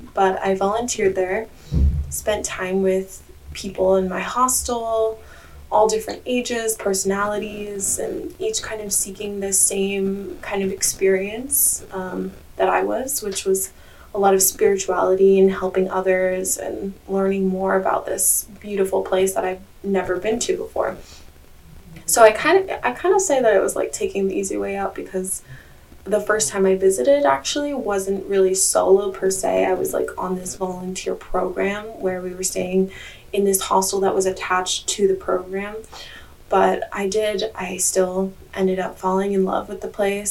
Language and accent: English; Hawaii, United States; now in Bali, Indonesia; I actually live in Bali, but I was born and raised in Hawaii